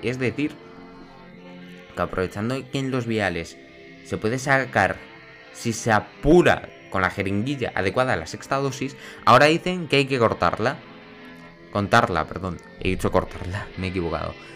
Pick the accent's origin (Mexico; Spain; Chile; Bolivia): Spain; Extremadura; yo soy de aquí de Extremadura